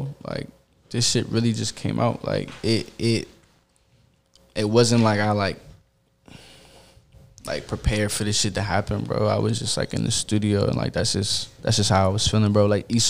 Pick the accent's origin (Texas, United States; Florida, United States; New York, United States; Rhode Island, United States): Florida, United States; born there; I'm like halfway from Florida, for like, I was born in Florida, and like my father's side was from Florida and shit like that.